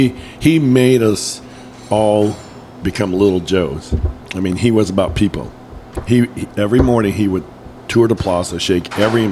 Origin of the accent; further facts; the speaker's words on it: Wisconsin, United States; moved away as an adult; now in Kansas City, United States; he would get me brewer tickets because he knew I was from Wisconsin.